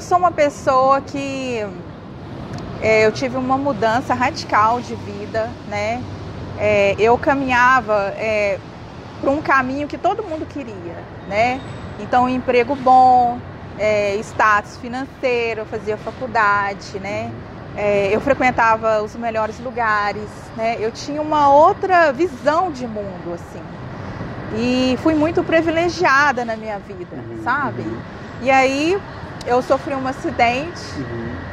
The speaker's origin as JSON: {"language": "Portuguese", "area": "Cerrado", "region": "interior of Minas Gerais", "country": "Brazil", "tie": "born or raised there", "said": "eu passei a minha infância toda no Cerrado"}